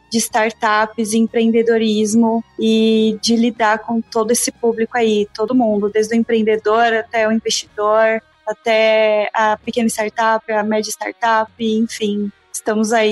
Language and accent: Portuguese; São Paulo, Brazil; moved away as an adult; also born or lived in Piracicaba; Morei a minha vida inteira em São Paulo e me vi um dia em Piracicaba morando no interior para fazer engenharia agronômica